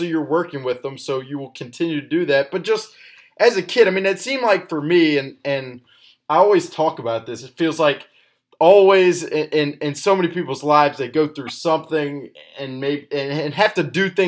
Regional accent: Alabama, United States; I'm from Alabama

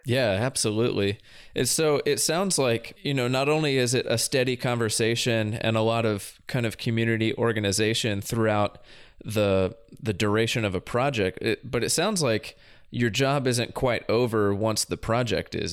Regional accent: Southeast, United States; moved away as an adult; also born or lived in Kentucky; now in Oregon, United States; I grew up in the Southeast and went to school in the Southeast

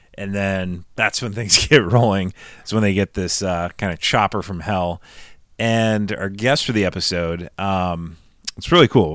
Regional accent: Nebraska, United States; now in California, United States; I grew up in Nebraska

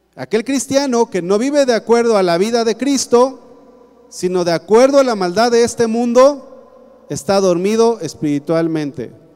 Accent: Mexico; yo soy cristiano y después mexicano.

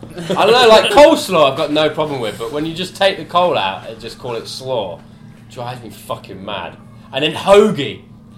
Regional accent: England, United Kingdom; accent: English; Because they heard an English accent. I'm not from anywhere in Ireland. I'm from England

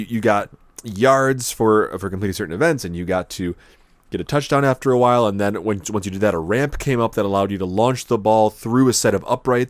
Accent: West Seneca, New York, United States; When I was a kid growing up in West Seneca, New York

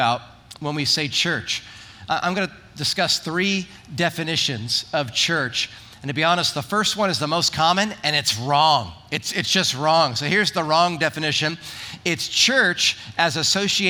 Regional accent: New Jersey, United States; now in Wildomar, United States; I'm from Jersey.

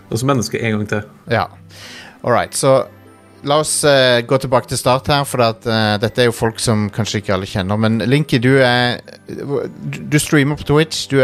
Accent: Trondheim, Trøndelag, Norway; jeg er jo fra Trondheim, da.

